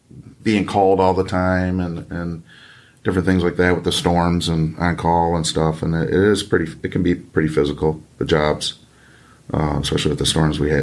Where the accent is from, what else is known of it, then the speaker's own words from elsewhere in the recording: Michigan, United States; raised in this state. I wasn't born here, but I was raised here